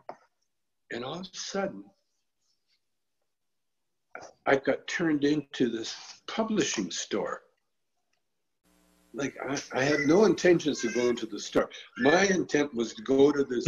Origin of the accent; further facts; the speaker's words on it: Calgary, Alberta, Canada; When I was a kid, I grew up in Calgary, Alberta, Canada